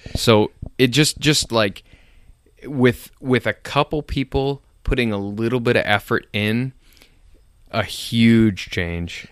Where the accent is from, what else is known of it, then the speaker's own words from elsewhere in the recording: Nashua, New Hampshire, United States; I grew up in Nashua